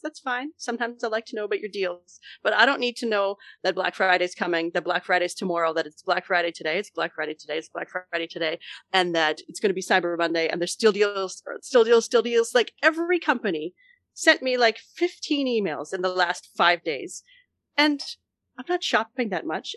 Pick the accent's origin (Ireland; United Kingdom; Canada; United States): Canada; as the Canadian co-host